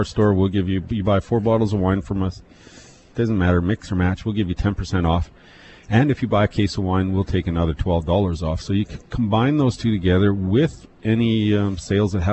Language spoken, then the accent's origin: English; Penticton, British Columbia, Canada; I was born and raised in Penticton